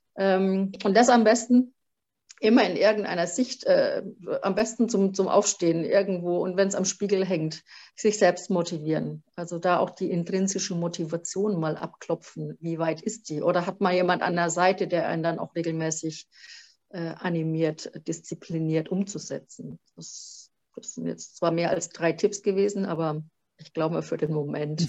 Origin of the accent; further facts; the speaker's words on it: Franconia, Bavaria, Germany; accent: Franconian; also born or lived in Vogtland; wahrscheinlich hört man es dann auch ziemlich äh, schnell, dass ich eine Fränkin bin durch und durch